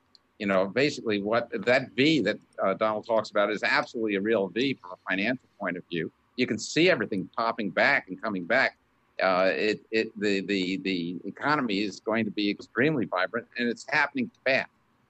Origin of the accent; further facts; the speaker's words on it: Canada; now in United States; No, I'm a Canadian. Well, my father was Canadian. My mother was American. I'm American in heart. I love this country.